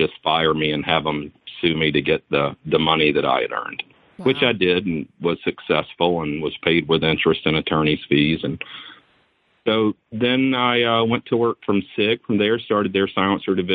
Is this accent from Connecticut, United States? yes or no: no; Atlanta, Georgia, United States; I grew up in the South in Atlanta, but in the city